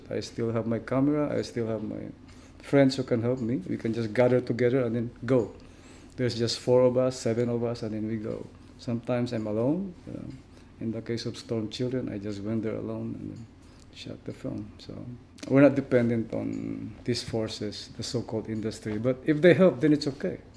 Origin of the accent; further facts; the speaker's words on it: Mindanao, Philippines; I grew up in in the very very you know harsh places in the Philippines. Like it's we grew up in Mindanao.